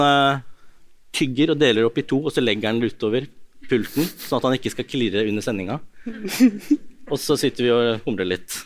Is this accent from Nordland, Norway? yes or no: no; Ås, Akershus, Norway; Jeg har vokst opp i Ås kommune, da, som er ganske mye tryggere